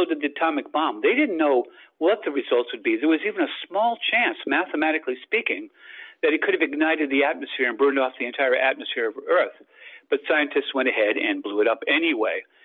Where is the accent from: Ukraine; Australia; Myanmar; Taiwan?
Australia; moved away; also born or lived in United States; I lived in Australia as a kid. I'm Australian and American